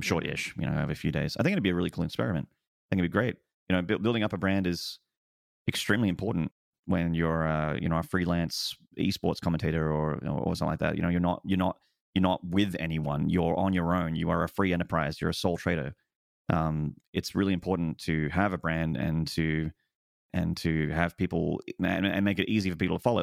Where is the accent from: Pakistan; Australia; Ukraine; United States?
Australia; I'm also very far away as an Australian.